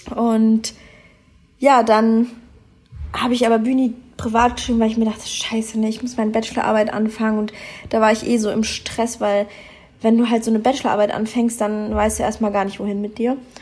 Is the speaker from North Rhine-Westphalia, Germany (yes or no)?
no; Munich, Bavaria, Germany; moved away as an adult; also born or lived in Düsseldorf; now in Australia; ich komme ja eigentlich aus München